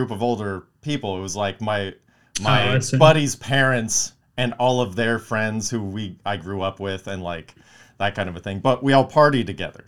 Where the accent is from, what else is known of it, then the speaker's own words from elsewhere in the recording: Palmdale, California, United States; growing up in Palmdale